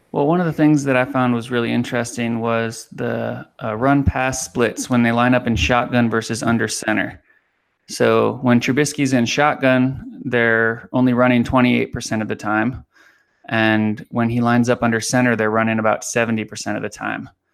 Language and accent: English; Miami, Florida, United States; moved away; I grew up in Miami